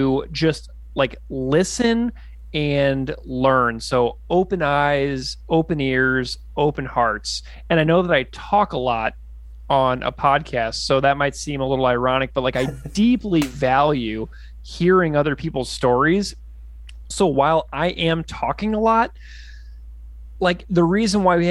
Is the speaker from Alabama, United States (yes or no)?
no; St. Louis, Missouri, United States; moved away as an adult; also born or lived in Saskatoon, Saskatchewan; I'm a guy from St. Louis, Missouri, wind up living in Saskatoon